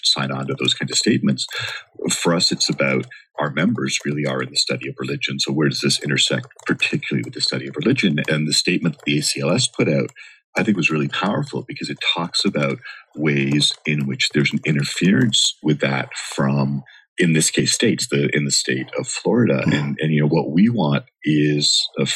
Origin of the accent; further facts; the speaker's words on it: Canada; moved away as an adult; now in Los Angeles, United States; I grew up in Canada